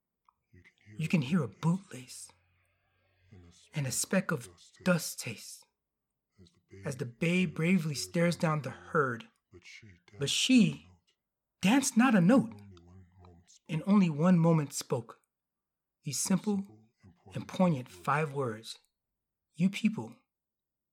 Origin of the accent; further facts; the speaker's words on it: Miami, Florida, United States; I'm from Miami.